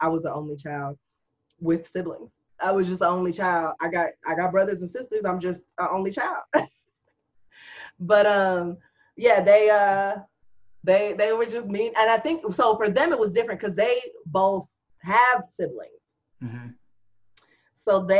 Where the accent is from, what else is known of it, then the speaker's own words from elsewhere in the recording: Japan; also born or lived in Panama; I was raised in Japan, and then I was in Panama.